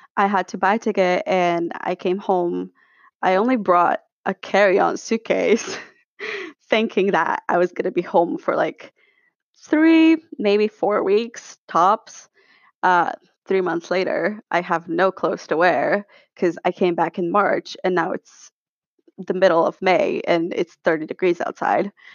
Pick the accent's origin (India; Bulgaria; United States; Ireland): Bulgaria; moved away as an adult; also born or lived in London; I am from Bulgaria. but I do split my time between Sofia and London 'cause that's where I go to school